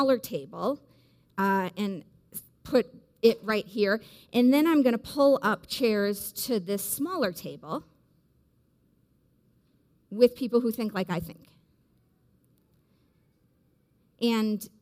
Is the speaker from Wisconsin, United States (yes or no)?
yes; Wisconsin, United States; growing up in Wisconsin in the Midwest